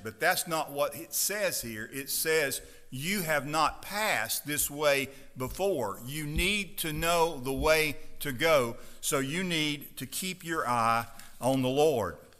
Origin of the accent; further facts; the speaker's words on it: Stonewall, Mississippi, United States; I grew up on the Chickasaw River.